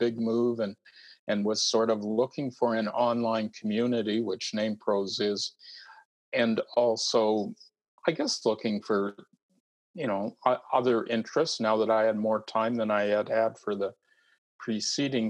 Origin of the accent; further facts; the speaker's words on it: East Coast of Canada, Canada; moved away as an adult; now in British Columbia, Canada; I'm a Canadian and have spent most of my life on the east coast of Canada.